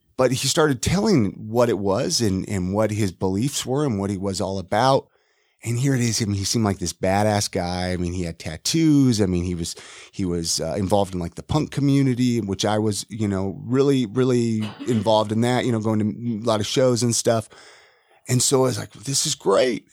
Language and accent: English; Ventura, California, United States; moved away; also born or lived in Utah; Born and raised in Ventura, California.